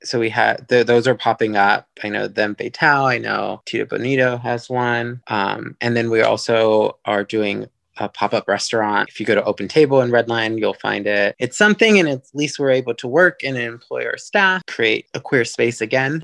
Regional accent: Los Angeles, California, United States; I grew up in Highland Park

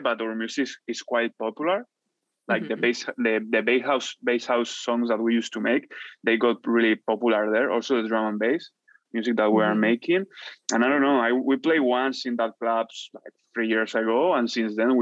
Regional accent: Madrid, Community of Madrid, Spain; English is a second language; also born or lived in Vancouver, Canada; Barrio del Pilar is like my hood, you know, my hood in Madrid. So I'm like, I'm from Madrid.

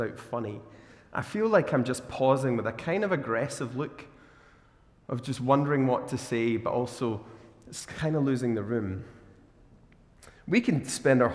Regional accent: Glasgow, Scotland, United Kingdom; also born or lived in Australia; as a Glaswegian

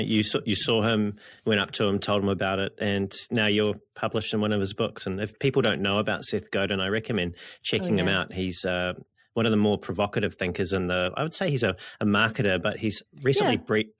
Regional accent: New Zealand; my Siri is a Australian Siri and I'm a New Zealander, so that's probably why.

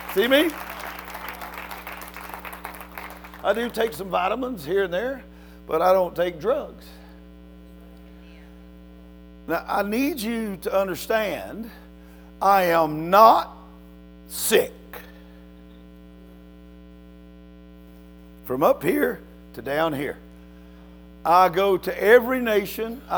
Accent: Louisiana, United States; moved away; I'm from Louisiana originally. And my kin folks live here.

